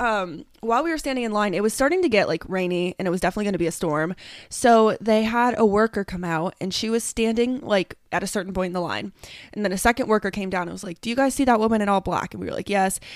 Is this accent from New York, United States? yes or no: no; two hours north of Columbus, Ohio, United States; moved away as an adult; my hometown, which is two hours north of where I live